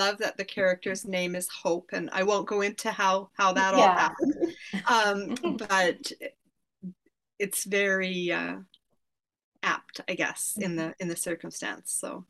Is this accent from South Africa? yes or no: no; Western Canada, Canada; also born or lived in Manitoba; growing up in Canada, mostly in the West, but some in Manitoba, which is not that far from Lake Superior.